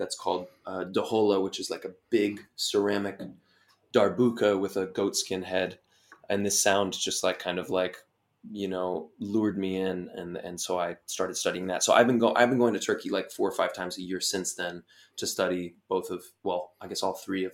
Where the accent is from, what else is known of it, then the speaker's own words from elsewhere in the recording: United States; me as an American